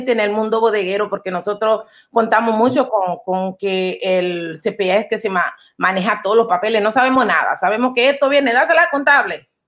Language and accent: Spanish; Panama; Nosotros como panameños pues eh, usamos guayabera